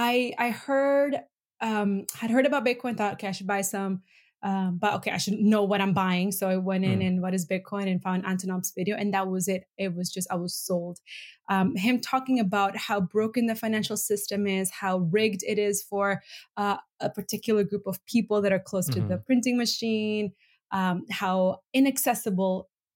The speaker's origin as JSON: {"language": "English", "country": "Venezuela", "also_born_or_lived": "Bolivia / Middle East", "said": "Because I'm originally from Venezuela and Bolivia, authoritarian regimes, grew up in the Middle East, authoritarian regimes."}